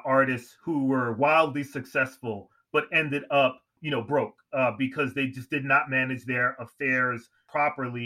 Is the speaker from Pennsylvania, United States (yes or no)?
no; New York City, New York, United States; I'm from Queens, New York.